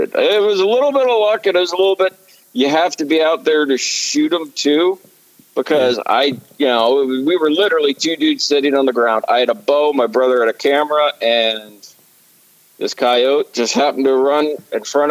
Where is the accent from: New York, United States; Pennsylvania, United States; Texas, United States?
Pennsylvania, United States; Southeast; I'm from Southeast PA